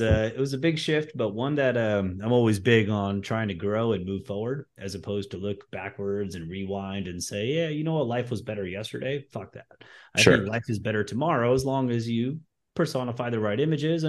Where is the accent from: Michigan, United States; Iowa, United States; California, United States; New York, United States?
California, United States; moved away as an adult; now in Florida, United States; I was practically born and raised in California.